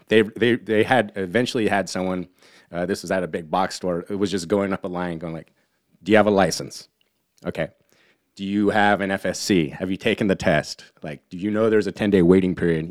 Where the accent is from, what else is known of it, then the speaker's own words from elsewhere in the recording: Humboldt County, Northern California, United States; moved away; also born or lived in Sonoma County; where I'm from in Humboldt County, everyone has that accent